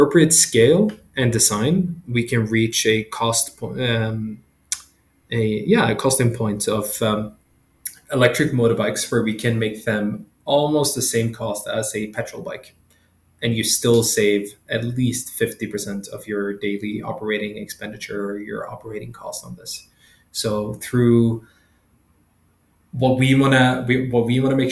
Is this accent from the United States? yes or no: no; Sweden; now in Kenya; I'm from Sweden